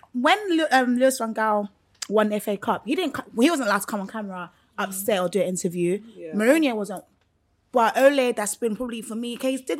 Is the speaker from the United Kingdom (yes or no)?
yes; London, United Kingdom; I'm from London.